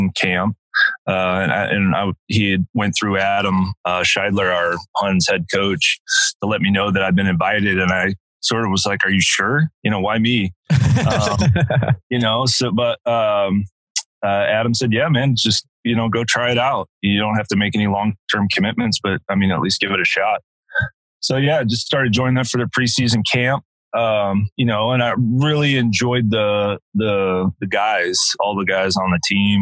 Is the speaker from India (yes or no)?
no; Eastbourne, South East England, United Kingdom; now in Austin, United States; from where I was born in England, the town of Eastbourne.